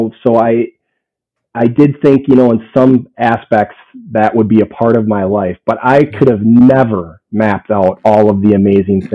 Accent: St. Paul, Minnesota, United States; So I grew up in St. Paul, Minnesota, youngest of six kids

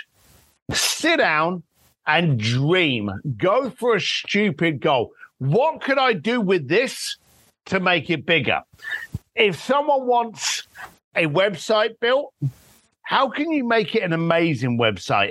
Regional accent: London, United Kingdom; I'm a bricklayer from London that ended up working with Elton John and Elon Musk

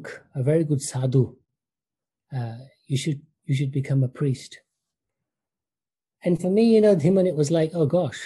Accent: United Kingdom; growing up in the United Kingdom, my family, I can say, was classical Orthodox Hindu.

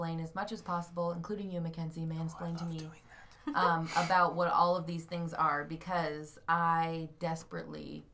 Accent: United States

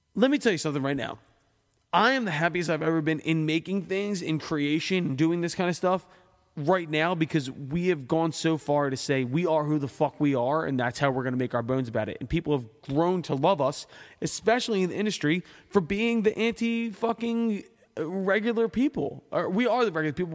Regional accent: Philadelphia, Pennsylvania, United States

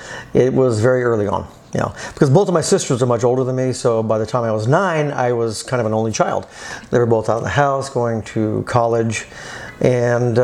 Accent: South Texas, United States; moved away as an adult; also born or lived in Austin, Texas; now in Los Angeles, United States; I'm from Texas, originally South Texas. I grew up on a farm.

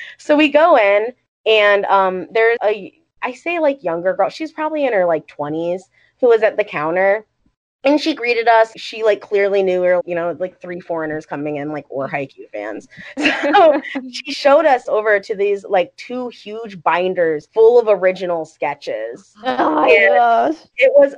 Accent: Ohio, United States; I'm from Ohio

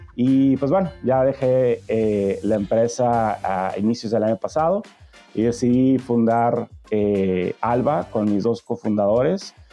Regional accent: Tijuana, Baja California, Mexico; moved away as an adult; also born or lived in San Diego / Monterrey; crecí en Tijuana

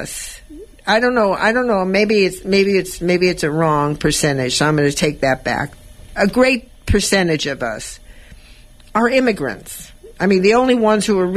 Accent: Los Angeles, California, United States; I was brought up in East Los Angeles

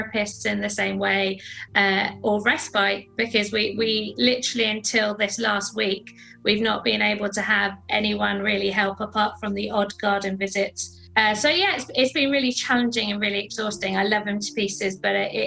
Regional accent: London, United Kingdom; I grew up in South London with my family

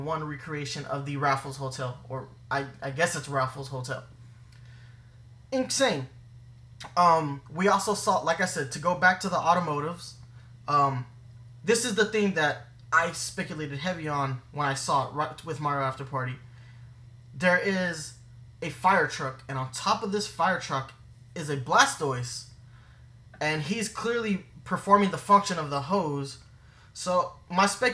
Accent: New York, United States; being a New Yorker

